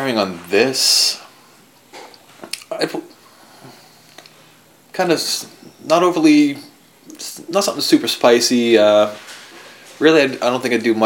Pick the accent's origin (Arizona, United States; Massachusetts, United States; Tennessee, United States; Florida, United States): Massachusetts, United States; outside of Boston; growing up outside of Boston